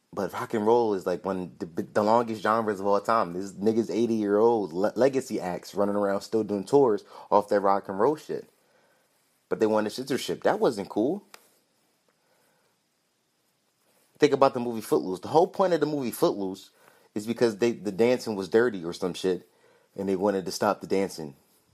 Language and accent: English; Philadelphia, Pennsylvania, United States; But the kid, like, he's a Philly guy, and I'm from Philly, and I've been in Chinatown in Philadelphia, and I seen ducks hanging in windows.